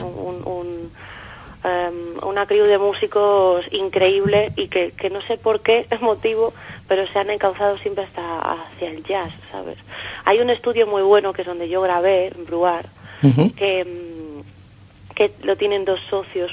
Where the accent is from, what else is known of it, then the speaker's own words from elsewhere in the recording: A Coruña, Galicia, Spain; moved away as an adult; now in Madrid, Spain; gallega, gallega soy de La Coruña. Lo que pasa que llevo, pues yo creo que ya son ocho años, ocho años en Madrid